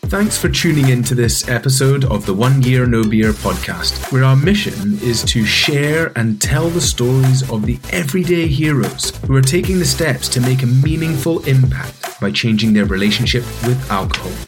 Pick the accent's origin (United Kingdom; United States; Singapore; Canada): United Kingdom; Dervaig, Scotland; I was born in Dervig.